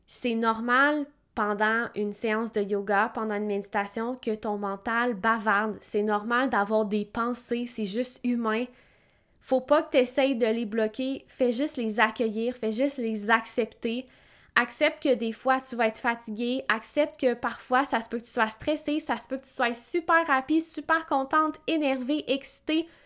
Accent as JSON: {"language": "French", "region": "Quebec", "country": "Canada", "said": "je viens de Québec"}